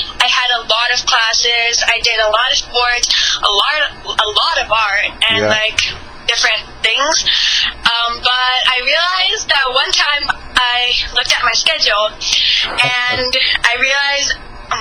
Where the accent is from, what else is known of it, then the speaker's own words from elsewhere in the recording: United States; I'm from, I was born in America, but my heritage is from India